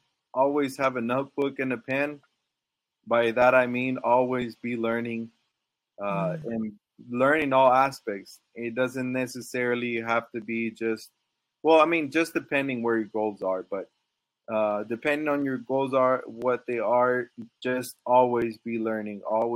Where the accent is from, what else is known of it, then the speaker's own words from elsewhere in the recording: Dallas, Texas, United States; also born or lived in Monterrey, Mexico / Laredo / San Antonio; Well, I was born in Monterrey, Mexico. So I guess you could say from there, we moved to Dallas.